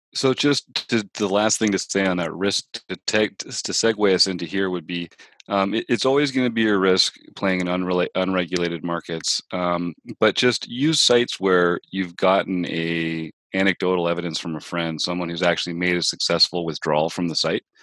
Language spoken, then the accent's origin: English; Canada; being a Canadian